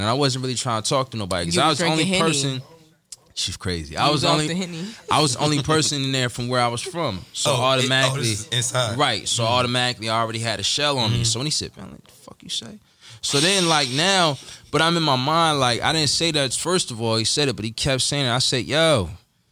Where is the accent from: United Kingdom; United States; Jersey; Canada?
United States; Lawnside, New Jersey; I'm from Longside